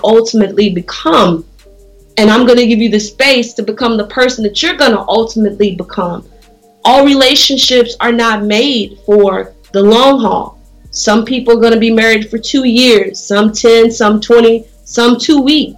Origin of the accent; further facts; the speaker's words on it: Las Vegas, Nevada, United States; moved away; I'm from Vegas originally